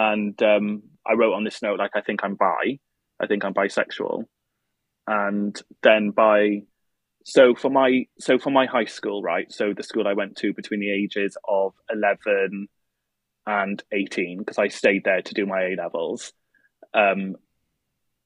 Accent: Wales, United Kingdom; I've lived in Wales all my life

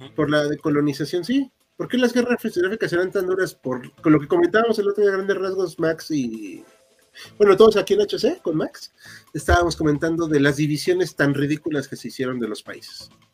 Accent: Mexico City, Mexico; somos aquí habitantes de la Ciudad de México

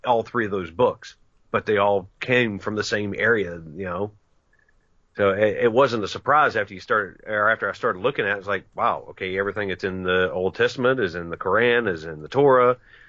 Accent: West Virginia, United States; You know, because I was born and raised in West Virginia, coal fields of Mingo and Logan County, West Virginia, down where the Hatfields and McCoys ran about.

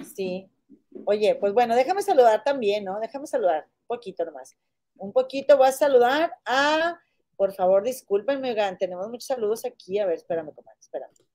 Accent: Mexico; como mexicanos

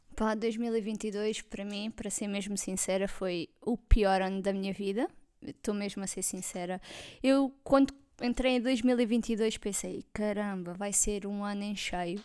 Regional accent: Alentejo, Portugal; accent: Alentejano; tenho assim um sotaque alentejano, porque sou alentejana

